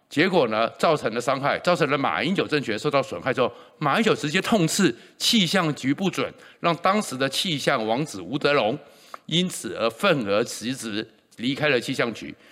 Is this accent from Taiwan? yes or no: yes; Taiwan; 我是全中华民国在台湾出生率最高的那一年